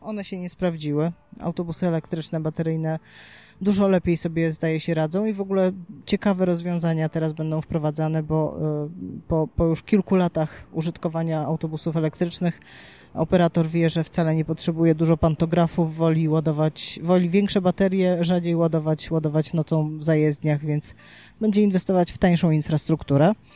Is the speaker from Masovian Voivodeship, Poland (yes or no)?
no; Gdynia, Pomeranian Voivodeship, Poland; u nas w Gdyni